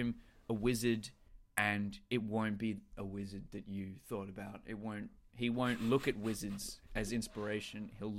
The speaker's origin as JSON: {"language": "English", "region": "New York", "country": "United States", "said": "I know. I'm from the Bronx, homie."}